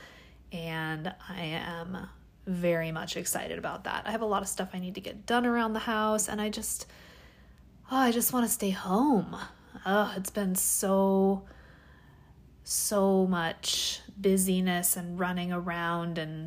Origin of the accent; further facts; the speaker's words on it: Washington, United States; now in California, United States; I'm from Washington. Washington